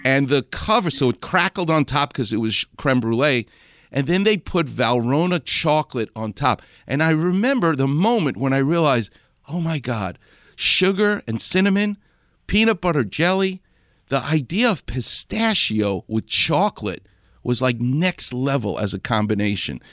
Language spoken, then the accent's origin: English; New York City, New York, United States; Far Rockaway, where where I'm from.